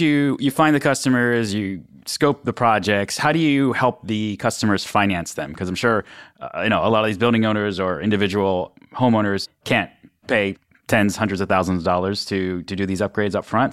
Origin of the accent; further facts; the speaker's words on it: Western Pennsylvania, United States; I'm actually from Western Pennsylvania, this steel cold country